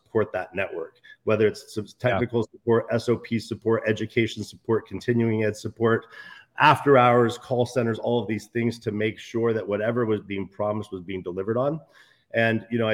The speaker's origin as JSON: {"language": "English", "region": "Idaho", "country": "United States", "tie": "born or raised there", "said": "I grew up in Idaho, you know, on a small town. I grew up in a small town on the border of Oregon and Idaho with 10,000 people in it."}